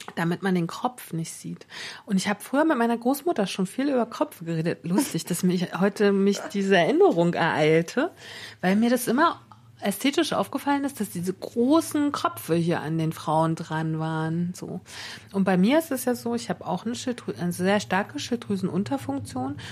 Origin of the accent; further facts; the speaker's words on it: Northern Germany, Germany; ich bin ja Norddeutsche